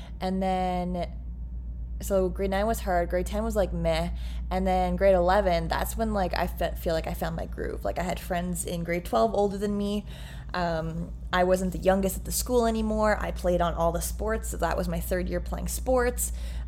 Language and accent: English; Ontario, Canada; because I grew up in Eastern Ontario. So it was Eastern Ontario Secondary School Athletic Association.